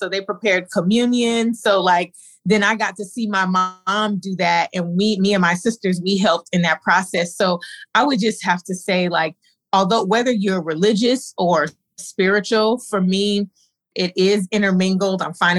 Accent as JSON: {"language": "English", "area": "Inland Empire", "region": "California", "country": "United States", "tie": "born or raised there", "also_born_or_lived": "Compton, California / Gardena, California / Los Angeles", "moved": "as an adult", "lives_now": "Cleveland, United States"}